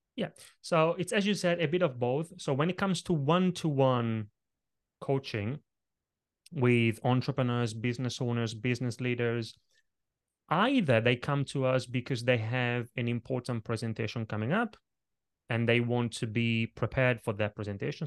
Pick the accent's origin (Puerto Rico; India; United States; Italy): Italy; now in London, United Kingdom; when I was a little kid growing up in Italy